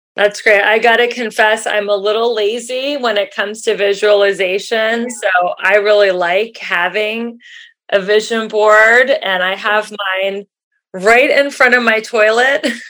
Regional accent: Cincinnati, Ohio, United States; moved away; I grew up in Cincinnati, Ohio

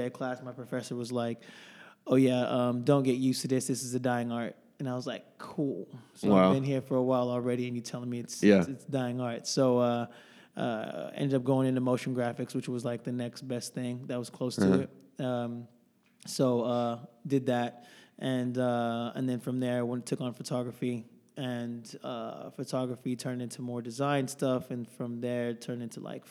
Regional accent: Houston, Texas, United States; now in Dallas, United States; originally I'm from Houston, but been living here in Dallas for a long time

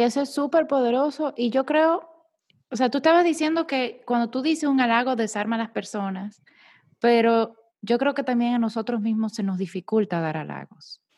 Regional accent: Dominican Republic; now in Panama; yo soy dominicana viviendo en Panamá

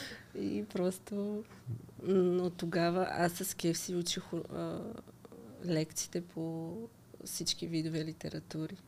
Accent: Zemen, Pernik Province, Bulgaria; moved away as an adult; now in Sofia, Bulgaria; Аз иначе съм от Земен

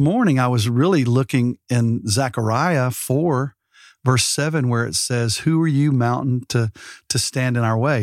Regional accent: Alabama, United States; now in Texas, United States; I'm from Alabama

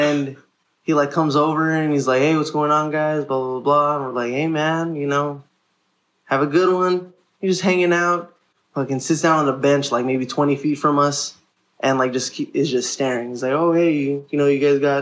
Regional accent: Los Angeles, California, United States; I'm from here.

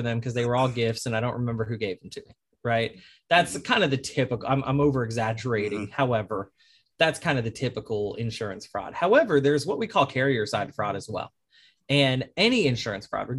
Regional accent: Arlington, Texas, United States; now in New Orleans, United States; I'm originally from Arlington, Texas

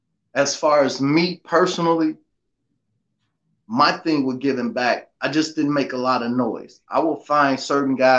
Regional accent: Chicago, Illinois, United States; moved away; I'm from Augil Garden, born and raised out of Block 6, raised in Block 9, moved to Block 3, but pretty much all over.

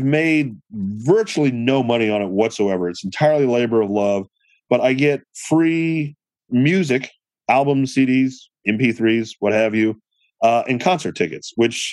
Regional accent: Chicago, Illinois, United States; I am from Chicago

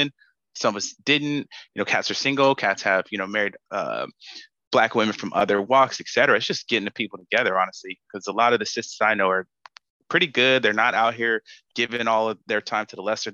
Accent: Sacramento, California, United States; moved away as an adult; now in San Francisco Bay Area, United States; I grew up in Sacramento, I'm in the Bay now.

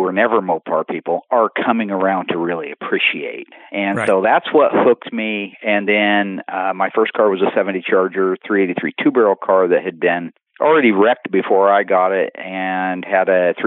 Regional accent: Springfield, Oregon, United States; born and raised in Springfield, Oregon, lived on 14th Street

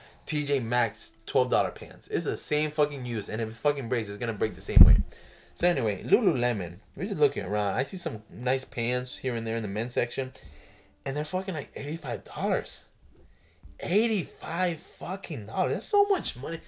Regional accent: Florida, United States; now in New York, United States; I grew up in the South, in Florida

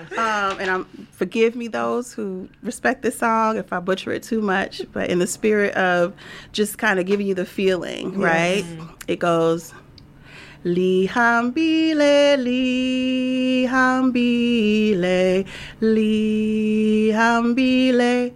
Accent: Louisiana, United States; I'm from Louisiana

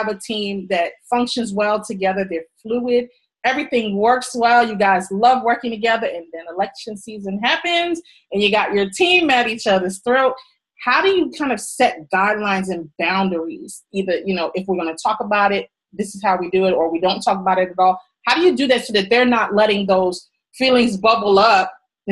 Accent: New York, United States; I come from New York

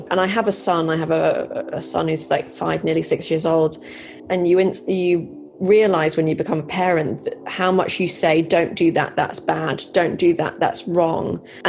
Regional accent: Malaysia; Well, I grew up in Southeast Asia. I've always loved, I mean, it was Malaysia.

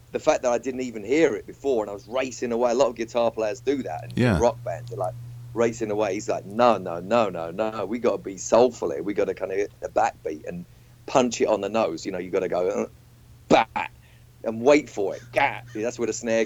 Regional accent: Walthamstow, London, United Kingdom; I grew up in Walthamstow

